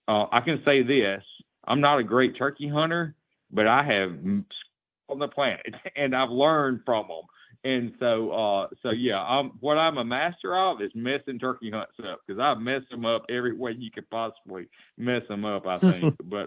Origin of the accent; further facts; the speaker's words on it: United States; this is even my home state, but I'll even include Louisiana. Louisiana, Mississippi, and Alabama are the most difficult turkeys